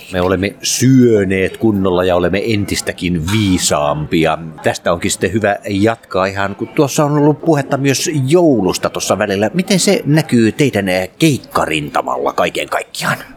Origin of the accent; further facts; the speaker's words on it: Vaasa, Ostrobothnia, Finland; Mä oon Vaasasta kotoisin